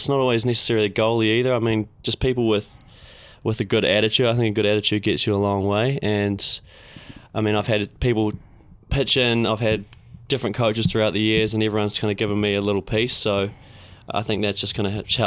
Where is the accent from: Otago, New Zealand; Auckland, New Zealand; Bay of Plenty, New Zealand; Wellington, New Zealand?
Otago, New Zealand; Queenstown; born or raised there